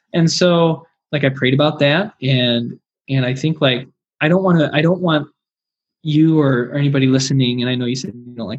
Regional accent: Wisconsin, United States; now in Iowa, United States; Like, I came from Wisconsin. I live in Iowa.

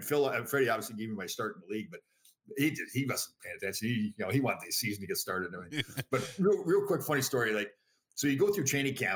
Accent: Toronto, Ontario, Canada; moved away as an adult; now in United States; Toronto, my hometown

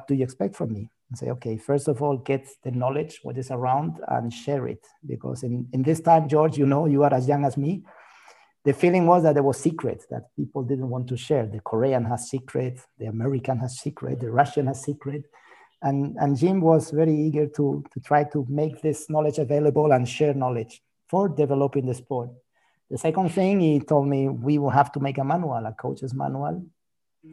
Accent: Spain; I'm from Spain

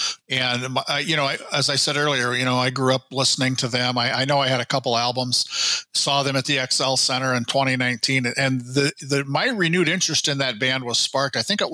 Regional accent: Iowa, United States; moved away; the guy who's in his 60s now, being that kid growing up in Iowa listening to that music on the radio.

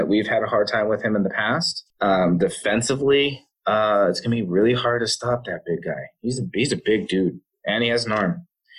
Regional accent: California, United States; And I am from Cali

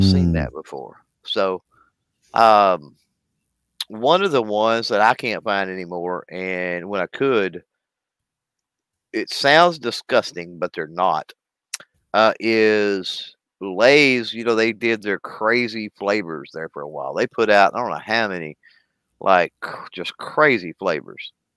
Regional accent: Texas, United States; I'm from Texas. I'm from the South

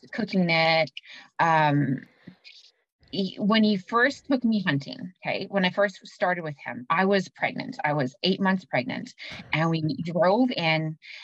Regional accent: Winkler, Manitoba, Canada; now in Winnipeg, Canada; I grew up in Winkler

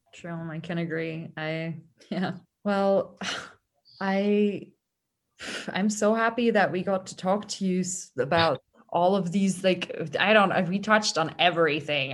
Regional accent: Hungary; now in Vienna, Austria; my home country is Hungary

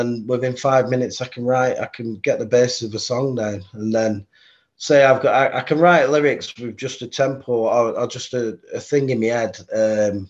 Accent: Bolton, North West England, United Kingdom; my hometown Bolton

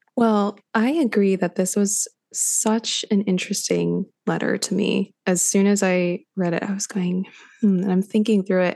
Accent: Los Angeles, California, United States; moved away; I grew up in Los Angeles

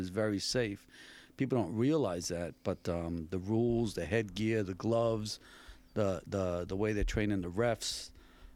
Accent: New York City, New York, United States; also born or lived in Bay Shore, New York; now in Bellport, United States; I grew up 12 years in Hollis, Queens, and then Bayshore, New York

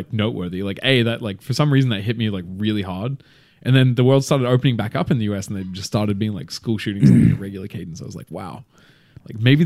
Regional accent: Australia; accent: Australian; moved away; I'm Australian.

